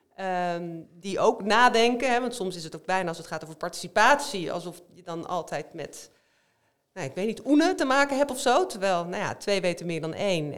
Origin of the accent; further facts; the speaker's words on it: Rotterdam, South Holland, Netherlands; ik kom uit Rotterdam